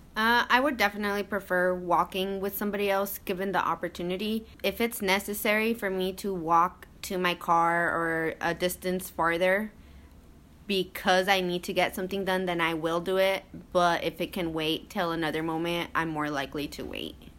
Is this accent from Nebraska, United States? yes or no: yes; Lexington, Nebraska, United States; moved away as an adult; now in Lincoln, United States; I am originally from Lexington, Nebraska, which is about two and a half hours away from Lincoln.